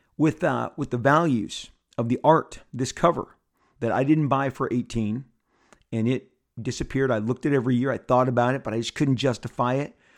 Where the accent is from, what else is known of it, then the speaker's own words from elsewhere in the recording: Southern California, United States; I'm born and raised in Southern California. I live in Orange County